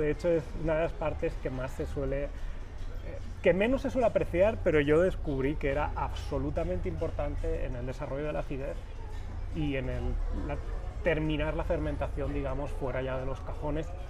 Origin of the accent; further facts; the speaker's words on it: Valencia, Valencian Community, Spain; moved away as an adult; now in Guadalajara, Mexico; yo soy español, vengo de Valencia, de cerquita del Mediterráneo, y llevo ya, voy para cuatro años en México